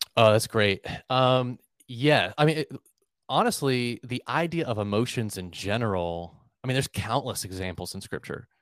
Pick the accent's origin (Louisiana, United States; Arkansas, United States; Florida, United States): Florida, United States; Melbourne; moved away as an adult; now in Jacksonville, United States; I grew up in Melbourne, Florida, which is a, a couple hours south of Jacksonville